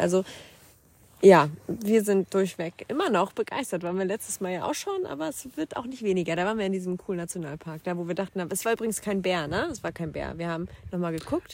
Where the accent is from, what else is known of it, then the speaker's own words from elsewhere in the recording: Schleswig-Holstein, Germany; wir kommen aus Norddeutschland, wir sind Schleswig-Holsteiner